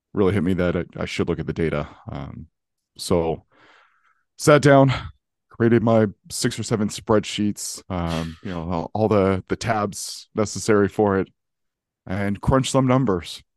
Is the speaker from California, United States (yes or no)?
yes; California, United States; now in North Carolina, United States; initially I'm from California, so the thing I love about, uh, the state is it's very steady. Uh, I could tell you what the weather is in my hometown today